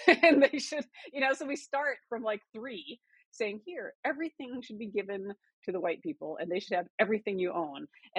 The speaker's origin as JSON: {"language": "English", "region": "South Dakota", "country": "United States", "tie": "born or raised there", "said": "so I grew up in South Dakota, what was called the era of reconciliation."}